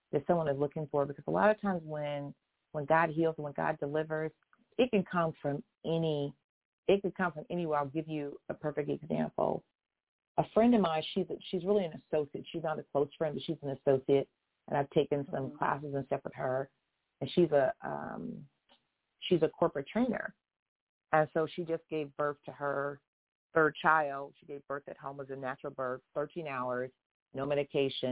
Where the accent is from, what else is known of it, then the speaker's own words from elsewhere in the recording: Houston, Texas, United States; I'm a Southern girl. I'm from Houston. I was born in Harris County